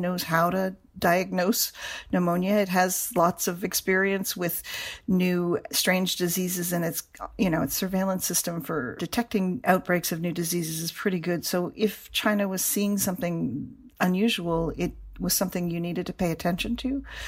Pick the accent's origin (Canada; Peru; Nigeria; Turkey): Canada; moved away; I am from Canada